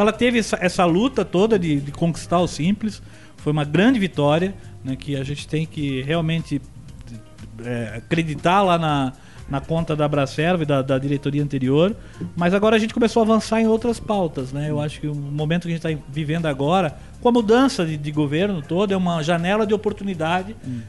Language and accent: Portuguese; Blumenau, Santa Catarina, Brazil; eu sou de Blumenau